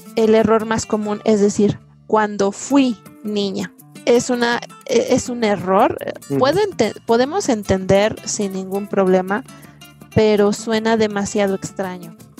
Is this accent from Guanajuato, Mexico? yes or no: no; Mexico City, Mexico; Yo soy de la Ciudad de México